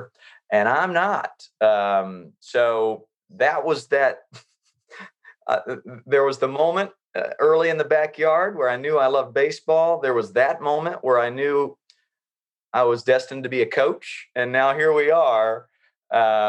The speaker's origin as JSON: {"language": "English", "region": "North Carolina", "country": "United States", "tie": "born or raised there", "said": "growing up in North Carolina"}